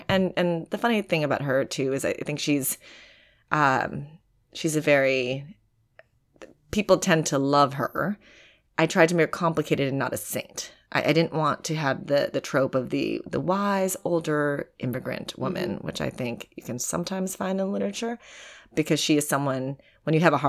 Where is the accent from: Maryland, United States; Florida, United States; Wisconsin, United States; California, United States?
Wisconsin, United States; now in New York, United States; some of the women I also knew growing up in Wisconsin